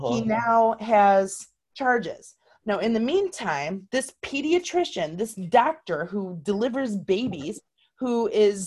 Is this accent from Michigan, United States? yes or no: yes; Marshall, Michigan, United States; my hometown of Marshall, Michigan